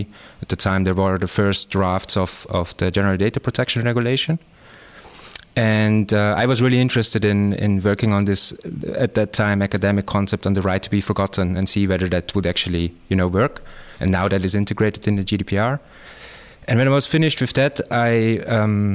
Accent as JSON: {"language": "English", "region": "Tyrol", "country": "Austria", "tie": "born or raised there", "also_born_or_lived": "Innsbruck, Austria / Germany / Leeuwarden, Netherlands", "moved": "as an adult", "lives_now": "Netherlands", "said": "I grew up in Tyrol, in Austria, in a small village, also in the mountains."}